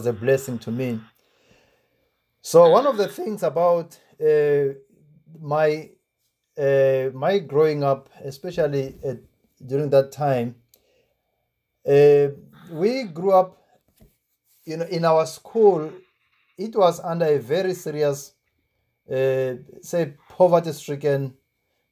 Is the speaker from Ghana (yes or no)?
no; Tzaneen, Limpopo, South Africa; I come from Zangoma village in the Tzaneen area. It's not far from Nkowa Nkowa. That's the village that I came from.